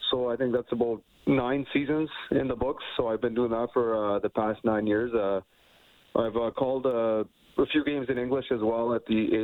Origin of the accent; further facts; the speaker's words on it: Vancouver, British Columbia, Canada; I'm born and raised in Vancouver